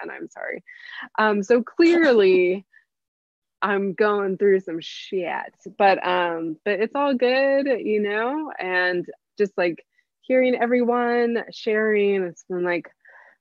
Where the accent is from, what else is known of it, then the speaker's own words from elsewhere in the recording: San Diego, California, United States; I am born and raised in San Diego